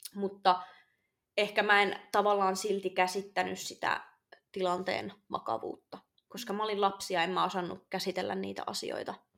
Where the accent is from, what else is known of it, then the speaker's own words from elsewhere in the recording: Oulu, North Ostrobothnia, Finland; mä olen syntynyt toukokuussa vuonna 2000 Oulussa